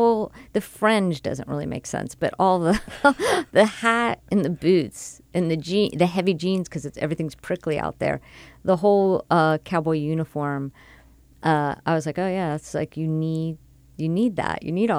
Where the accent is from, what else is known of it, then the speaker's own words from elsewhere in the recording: Miami, Florida, United States; I'm from Miami